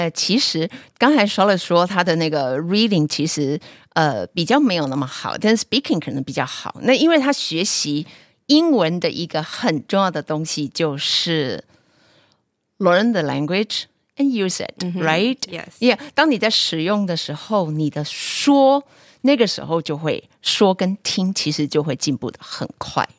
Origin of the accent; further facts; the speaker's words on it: Hualien County, Taiwan; Charlotte 的老公是我们花莲人哦